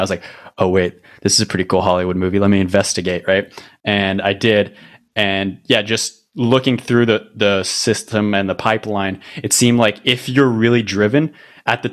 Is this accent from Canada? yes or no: yes; Canada; I'm actually Canadian